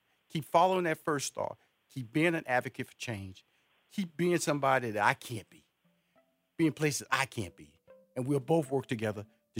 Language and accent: English; Houston, Texas, United States; also born or lived in New York / Los Angeles / Chicago; now in Atlanta, United States; Hey, I'm originally from Houston, Texas. I lived in New York for 2 years. Then I moved to L.A., lived in L.A. for 15 years. Then And I moved back to New York, lived there for 2 years, and eventually settled into Atlanta, Georgia.